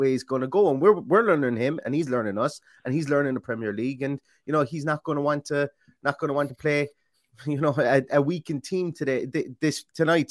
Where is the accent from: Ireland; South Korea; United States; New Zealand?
Ireland; you can tell I'm Irish